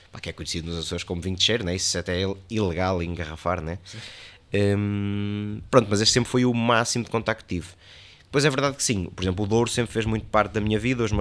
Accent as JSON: {"language": "Portuguese", "town": "Soissons", "region": "Hauts-de-France", "country": "France", "tie": "born there", "said": "Eu nasci em Soação, fui registado em Rance na capital, né, numa das capitais de Champagne."}